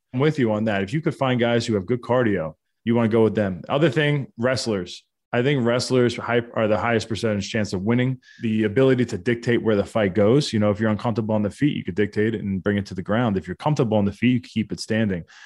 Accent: United States; born or raised there

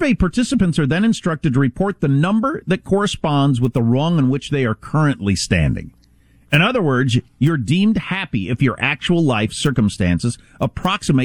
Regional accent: South Dakota, United States; moved away; I come from the Midwest and South Dakota originally

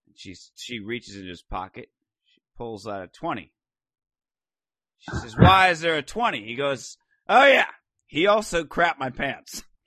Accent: Phoenix, Arizona, United States; growing up in Phoenix

